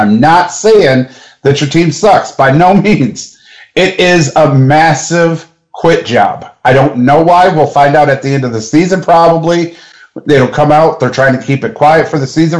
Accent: Detroit, Michigan, United States; now in Wichita, United States; I am from Michigan. I'm from Detroit.

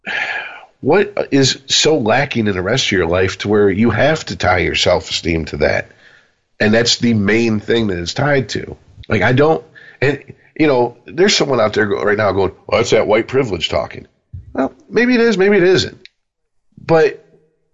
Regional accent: United States; born or raised there

